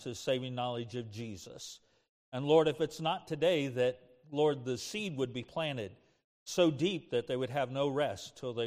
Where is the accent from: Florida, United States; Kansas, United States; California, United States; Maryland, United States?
Kansas, United States; I grew up in Kansas, playing in the dirt, making mud pies